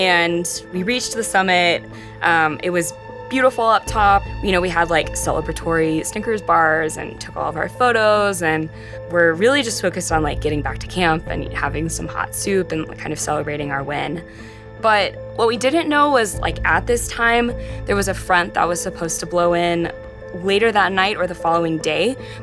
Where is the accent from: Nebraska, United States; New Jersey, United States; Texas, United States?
Texas, United States; I grew up in Texas, and growing up in Texas, I didn't have access to a lot of the outdoors